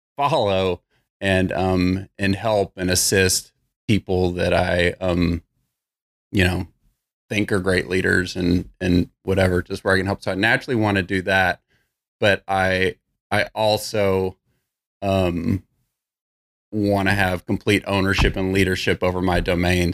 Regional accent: Irving, Texas, United States; also born or lived in Bedford, Texas; So just grew up in Irving, moved to Bedford, went to high school in Bedford

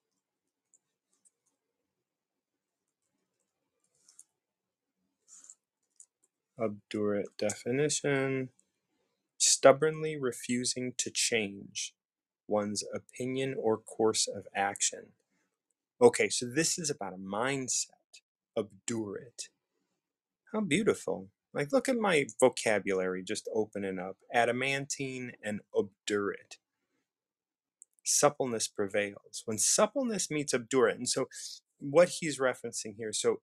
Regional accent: United States; I'm from the States. I'm an American

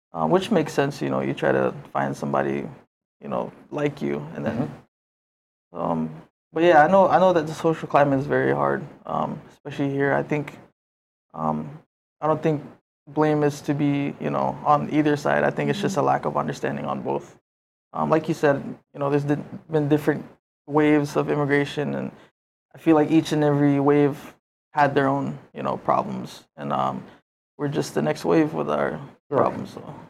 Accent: Yap, Micronesia; now in Hawaii, United States; I'm from Yap

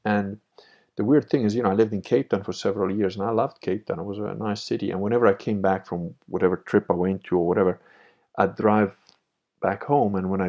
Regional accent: Piedmont, Italy; born there; I was born in Italy, but I was like, didn't really like Italians. And, you know, that took me a while to figure out because I was born in Piedmont, but I'm Venetian.

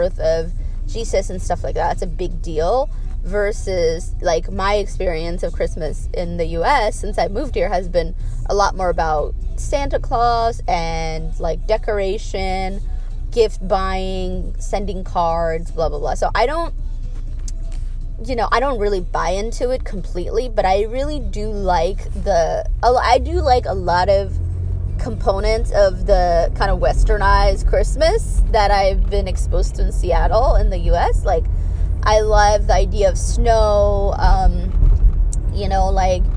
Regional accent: Addis Ababa, Ethiopia; moved away; the religion that I grew up in Ethiopia

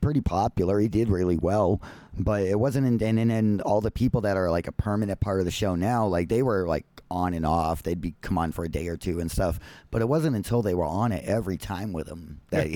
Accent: Boston, Massachusetts, United States; moved away; I grew up in the Boston area

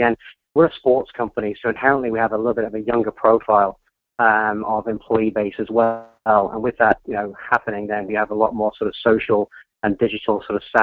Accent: Troon, Scotland, United Kingdom; moved away as an adult; also born or lived in London; I was born in Scotland, and I grew up just down the road from Royal Troon

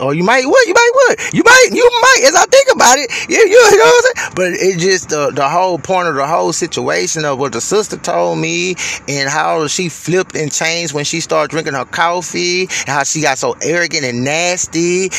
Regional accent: Houston, Texas, United States; moved away as an adult; I'm from Houston

